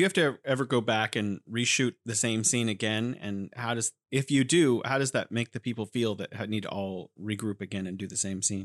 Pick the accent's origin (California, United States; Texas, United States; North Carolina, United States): California, United States; now in Wuhan, China; I'm originally from California, but living here in beautiful Wuhan, China.